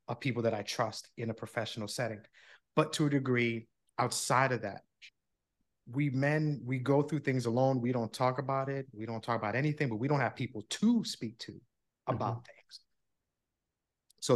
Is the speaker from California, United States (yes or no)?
no; New York, United States; moved away as an adult; also born or lived in New Jersey; now in Florida, United States; I grew up in New York. I'm a New Yorker through and through, but I live in Florida now.